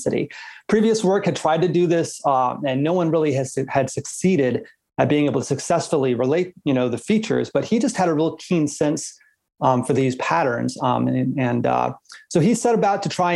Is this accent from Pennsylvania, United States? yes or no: no; South Florida, United States; moved away; also born or lived in Oregon; growing up in South Florida, of course, we have thunderstorms every day